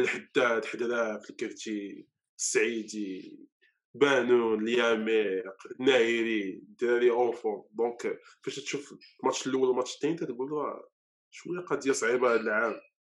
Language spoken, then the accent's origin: Arabic; Morocco; عندنا في المغرب